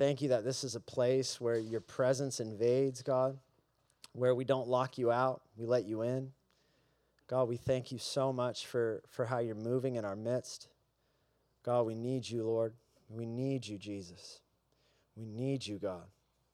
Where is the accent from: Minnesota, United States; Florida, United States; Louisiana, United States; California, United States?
California, United States; Mission Viejo; I grew up here in Southern California, Mission Viejo specifically